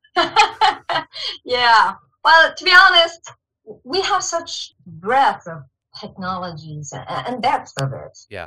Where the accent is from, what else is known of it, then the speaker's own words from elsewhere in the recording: Shanghai, China; moved away as an adult; also born or lived in Beijing, China; now in Sweden; I grew up in Shanghai, China. And I spent quite some years in Beijing and studying also.